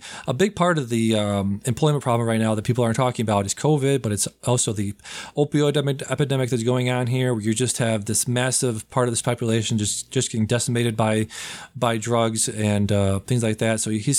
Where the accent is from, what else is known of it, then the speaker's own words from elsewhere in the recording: Massachusetts, United States; I'm from Massachusetts